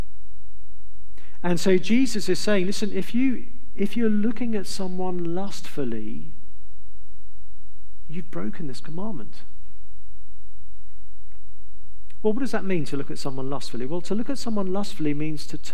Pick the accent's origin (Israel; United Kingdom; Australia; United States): United Kingdom; England; I'm from England